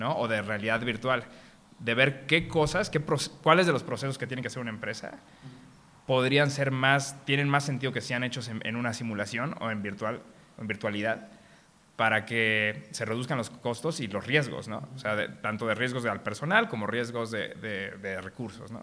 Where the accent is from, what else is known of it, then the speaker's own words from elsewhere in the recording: Mexico; como mexicanos nacimos con varias carencias